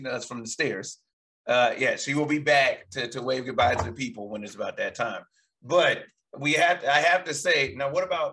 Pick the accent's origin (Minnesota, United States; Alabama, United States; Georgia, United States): Alabama, United States; Huntsville; moved away; as a kid growing up in Huntsville, Alabama